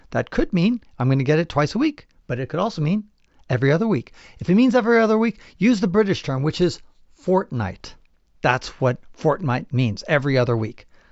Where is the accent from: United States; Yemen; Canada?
United States; born or raised there